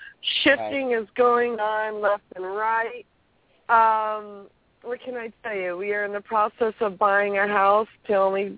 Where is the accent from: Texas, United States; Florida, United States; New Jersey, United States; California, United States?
California, United States; I am California, girl.